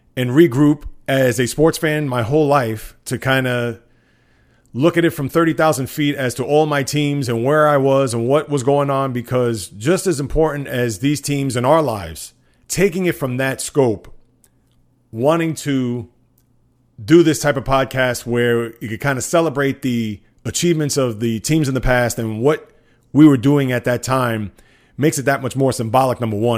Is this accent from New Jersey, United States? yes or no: no; New York City, New York, United States; growing up in the Bronx